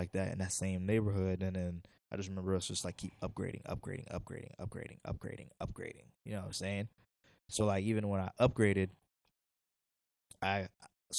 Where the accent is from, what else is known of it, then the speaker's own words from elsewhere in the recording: Sarasota, Florida, United States; also born or lived in Haiti / Coral Springs, Florida; Then we moved to Sarasota, which is like my hometown